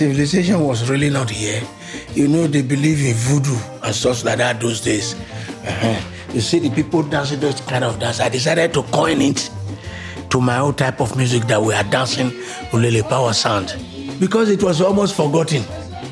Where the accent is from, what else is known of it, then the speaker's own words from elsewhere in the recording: Lagos, Nigeria; moved away as an adult; now in Benin City, Nigeria; I grew up in Lagos, and I came back to Benin